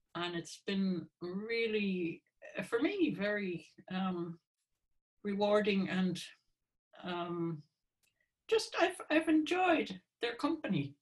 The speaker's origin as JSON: {"language": "English", "town": "Hartford", "region": "Connecticut", "country": "United States", "moved": "as an adult", "lives_now": "Ireland", "said": "I'm from Hartford, Connecticut."}